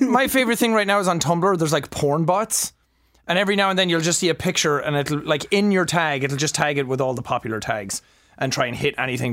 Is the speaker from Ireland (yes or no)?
yes; Ireland; accent: Irish; I used to put on, like, a voice 'cause I didn't like my Irish accent